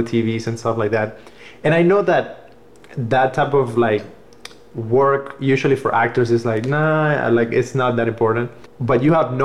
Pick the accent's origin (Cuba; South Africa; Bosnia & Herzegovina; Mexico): Cuba; moved away; I grew up watching soap operas because, like, I'm from Cuba